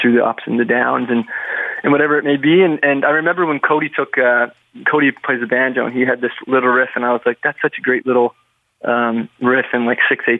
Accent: Prince Edward Island, Canada; you're from Prince Edward Island

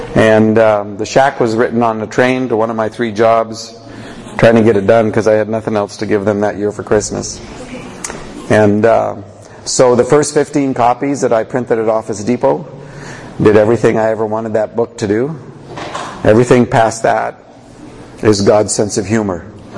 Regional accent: Canada; I don't do Q&A. I do Q&R because I'm Canadian.

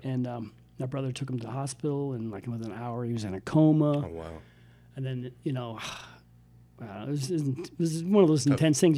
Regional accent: Westfield, Massachusetts, United States; also born or lived in Illinois / Missouri / Maine; I grew up about a half hour south in Westfield, Massachusetts

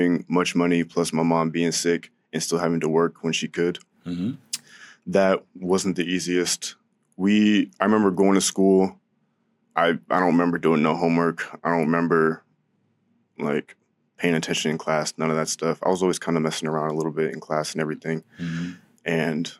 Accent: San Diego, California, United States; I was born in San Diego, lived out there with my whole family in this little house on Tate Street.

